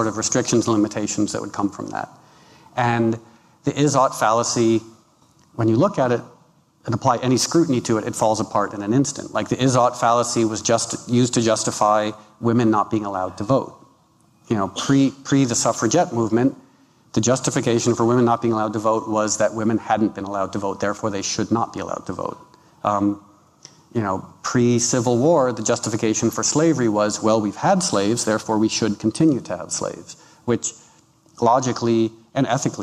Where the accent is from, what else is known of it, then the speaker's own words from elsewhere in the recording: Connecticut, United States; also born or lived in New York City, New York / New York; now in Los Angeles, United States; growing up in Connecticut